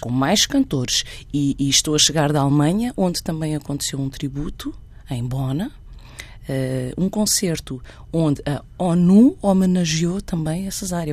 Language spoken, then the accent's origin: Portuguese; Santiago, Cape Verde; also born or lived in Guinea-Bissau / Boa Vista, Cape Verde; now in Barreiro, Portugal; sinto-me em casa em Santiago, onde cresci